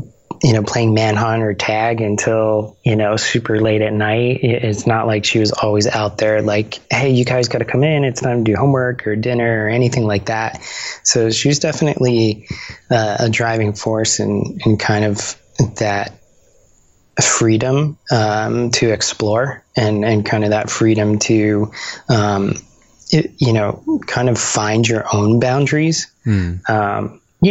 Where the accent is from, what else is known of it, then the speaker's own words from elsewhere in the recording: Bayonne, New Jersey, United States; I grew up in New Jersey. So this was, this was a town, near Jersey City called Bayonne